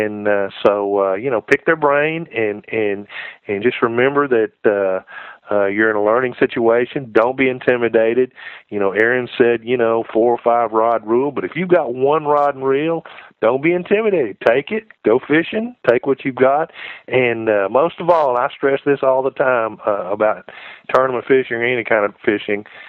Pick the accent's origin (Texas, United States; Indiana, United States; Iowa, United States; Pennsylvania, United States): Texas, United States; moved away; down in Texas, where I grew up